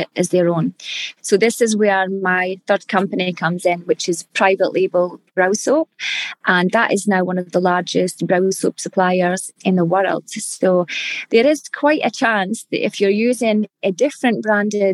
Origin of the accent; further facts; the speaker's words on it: Scotland, United Kingdom; accent: Scottish; now in Perth, Australia; we're Scottish and back in Scotland